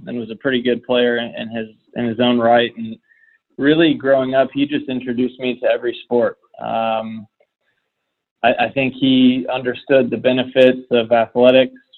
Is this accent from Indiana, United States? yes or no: yes; Indiana, United States; now in Florida, United States; being a kid in Indiana